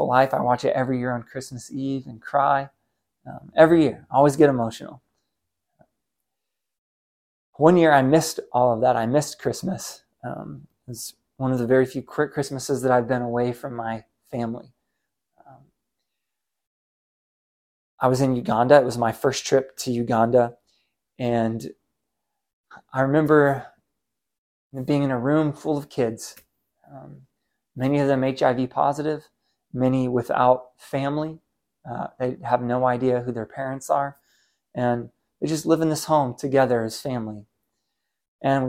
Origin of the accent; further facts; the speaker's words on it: United States; As an American man living in the 21st century